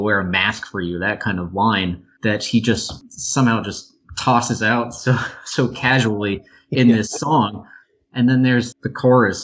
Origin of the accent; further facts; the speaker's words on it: New York, United States; moved away; also born or lived in Mexico City; I'm from New York originally